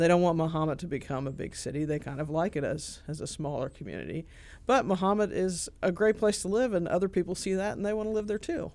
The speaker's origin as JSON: {"language": "English", "town": "Clarksburg", "region": "Illinois", "country": "United States", "also_born_or_lived": "Charleston, Illinois", "said": "I'm from Clarksburg, uh, but nobody knows where that is. It's south of Shelbyville"}